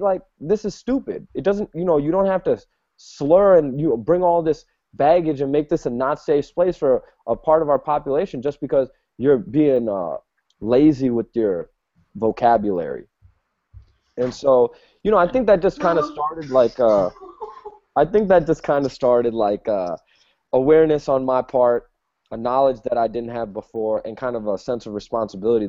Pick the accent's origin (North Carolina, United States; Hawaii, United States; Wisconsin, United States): Wisconsin, United States; Milwaukee; I grew up in Milwaukee, Wisconsin